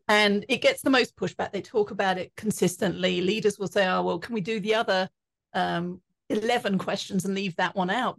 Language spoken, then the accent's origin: English; England, United Kingdom; now in Colorado, United States; growing up in England. And I now live in Colorado.